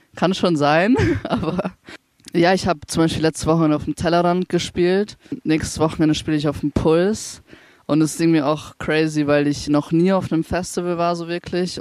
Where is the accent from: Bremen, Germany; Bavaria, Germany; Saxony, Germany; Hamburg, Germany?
Bavaria, Germany; Ingolstadt; now in Nuremberg, Germany; ich komme aus Ingolstadt ursprünglich